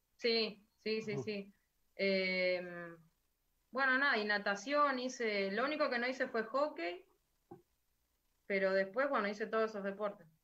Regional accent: Mechita, Buenos Aires Province, Argentina; moved away as an adult; also born or lived in Lincoln; now in Buenos Aires, Argentina; En Mechita, donde mi pueblo

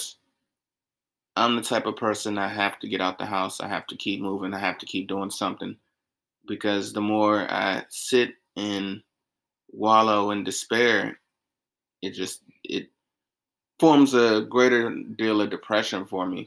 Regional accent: South Carolina, United States; moved away; as a kid growing up in South Carolina

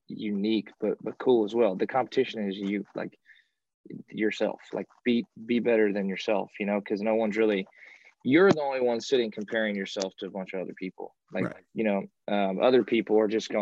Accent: Kentucky, United States; I grew up in Kentucky and rural little place there

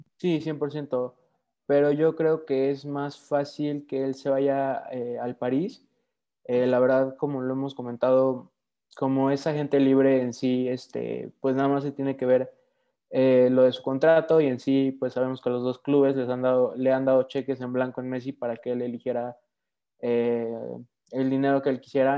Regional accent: Mexico; también obviamente soy mexicano

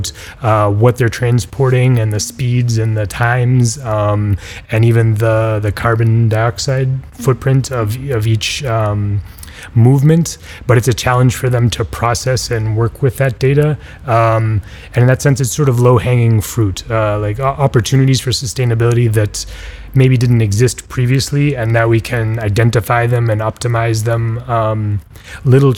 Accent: Boston, Massachusetts, United States; moved away as an adult; now in Barcelona, Spain; I'm from Boston in the United States, but I've been based out of Barcelona for 7 or 10 years now

